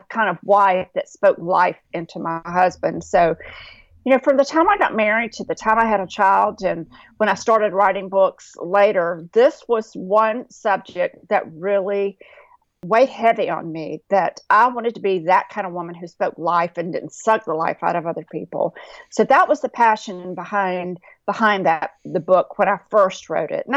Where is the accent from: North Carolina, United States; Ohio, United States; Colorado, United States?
North Carolina, United States; I grew up in North Carolina in a little rural town